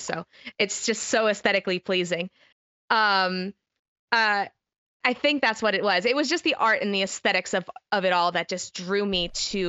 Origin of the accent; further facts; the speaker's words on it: Missouri, United States; my region of the U.S. is the middle of America. I am from Missouri.